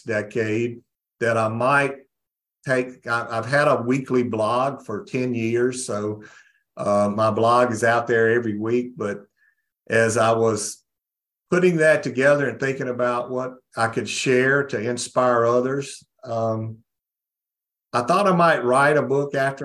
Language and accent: English; North Mississippi, United States; I was raised in North Mississippi